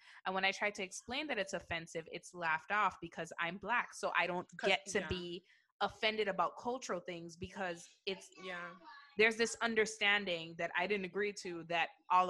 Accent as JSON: {"language": "English", "country": "U.S. Virgin Islands", "tie": "born or raised there", "also_born_or_lived": "Virginia", "moved": "as an adult", "said": "I grew up in the Virgin Islands."}